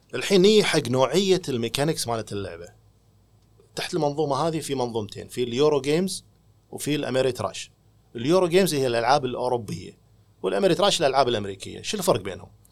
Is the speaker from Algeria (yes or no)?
no; Kuwait; المهم ردينا الكويت